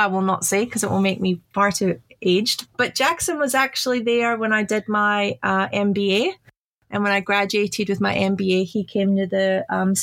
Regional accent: Glasgow, Scotland, United Kingdom; now in Australia; I was born in Scotland. So I was born in Glasgow

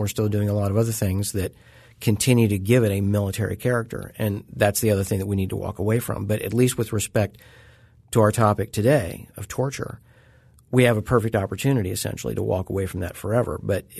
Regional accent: Missouri, United States; my area of the country, I grew up in Southwest Missouri.

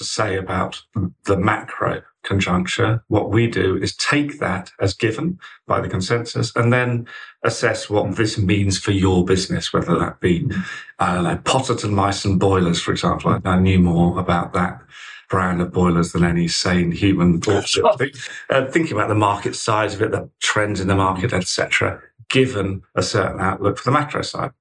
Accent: Colchester, East of England, United Kingdom; moved away as an adult; also born or lived in Oxford; I grew up in deepest, darkest Essex, in Colchester, Essex boy, born and bred, and lived there, same house, until I was 18

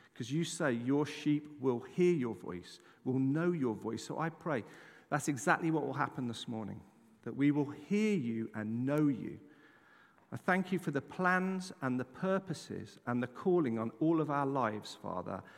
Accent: England, United Kingdom; moved away; I'm an Englishman. I'm very proud to be an Englishman.

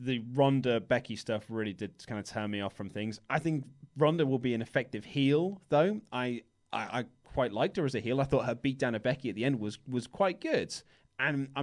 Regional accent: United Kingdom; We're humble British men

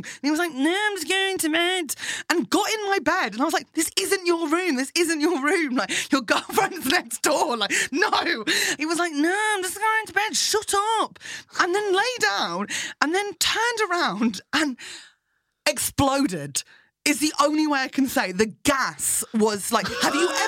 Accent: Fleet, South East England, United Kingdom; now in London, United Kingdom; Fleet, my hometown.

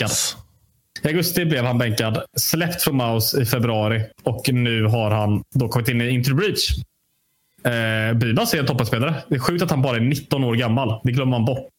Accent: Sweden; jag är ju svensk

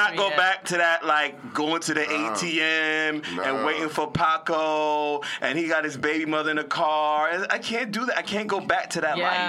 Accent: Charlotte Amalie, U.S. Virgin Islands; I'm from St. Thomas, Virgin Islands, born and raised.

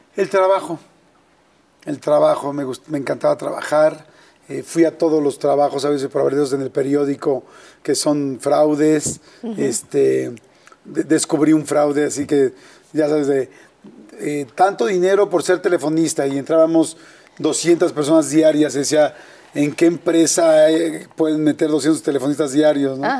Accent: Mexico City, Mexico; born or raised there

